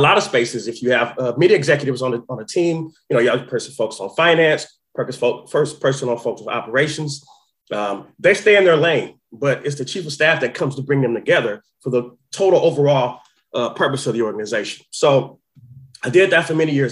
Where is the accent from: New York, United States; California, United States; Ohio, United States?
California, United States; Oakland; I'm from Oakland